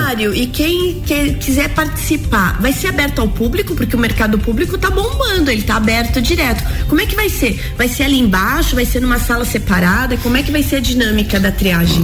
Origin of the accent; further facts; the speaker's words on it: Agronômica, Santa Catarina, Brazil; moved away; eu preciso estar em agronômica para ver o barbicacho lá na minha terra